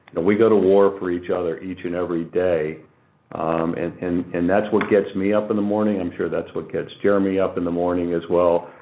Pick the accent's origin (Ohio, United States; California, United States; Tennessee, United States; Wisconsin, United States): Ohio, United States; Boardman; moved away as an adult; I grew up in the Valley. I went to Boardman High School a long time ago, uh, left the area and returned about five years ago